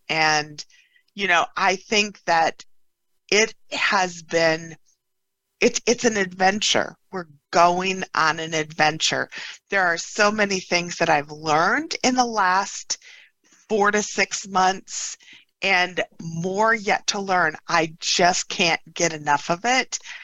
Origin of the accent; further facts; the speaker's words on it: Upper Peninsula of Michigan, United States; I grew up in the Upper Peninsula of Michigan